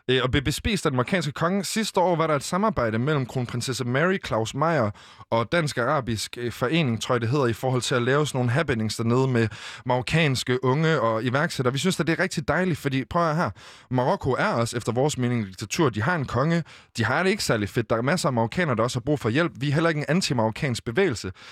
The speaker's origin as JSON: {"language": "Danish", "country": "Western Sahara", "second_language": "Danish", "said": "igen, altså alle, os i Vestsahara, der er de også øh, i, de, i de besatte omdele, de bliver anset som marokkanere, men på deres ID, der står der faktisk, at de er fra Vestsahara."}